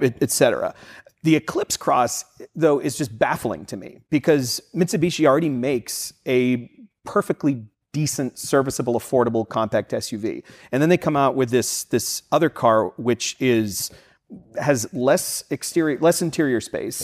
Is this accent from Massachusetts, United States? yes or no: yes; Boston, Massachusetts, United States; moved away; I'm from the Boston area and did a lot of commuting in the city